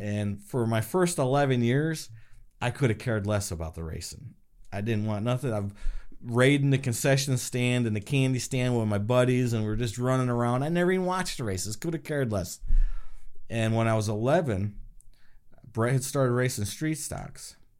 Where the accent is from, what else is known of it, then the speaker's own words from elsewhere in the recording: Chemung, New York, United States; also born or lived in Elmira, New York; I was born in Elmira, raised in Chemung